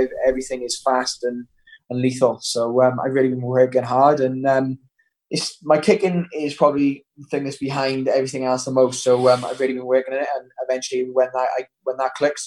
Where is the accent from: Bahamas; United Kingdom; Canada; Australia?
United Kingdom; Wales; I made the Welsh team by the time I was 14